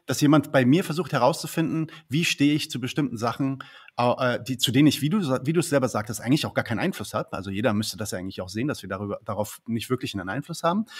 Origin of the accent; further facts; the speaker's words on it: Palestine; ich bin ja Palästinenser